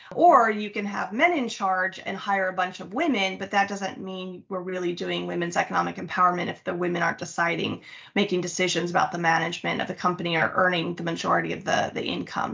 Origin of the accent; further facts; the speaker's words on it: United States; also born or lived in Mexico; that's why I was raised in the States